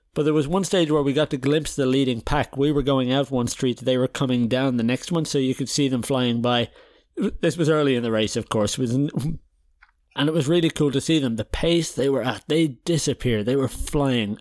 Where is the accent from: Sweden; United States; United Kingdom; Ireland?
Ireland; now in Netherlands; we're Irish, but I live in the Netherlands